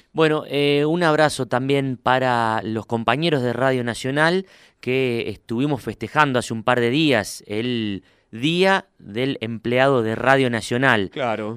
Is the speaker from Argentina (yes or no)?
yes; Huinca Renancó, Córdoba, Argentina; now in Córdoba, Argentina; al sur de Córdoba a mi pueblo, ahí donde hace frío de verdad. Winca Renancó